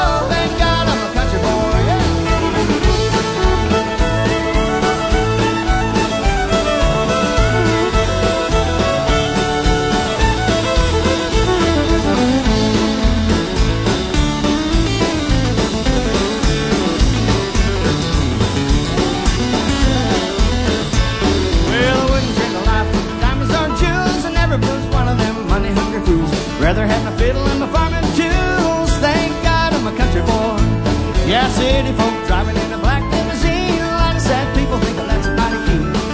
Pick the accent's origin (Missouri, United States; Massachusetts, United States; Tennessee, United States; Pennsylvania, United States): Missouri, United States; Kirbyville; I'm from Kirbyville.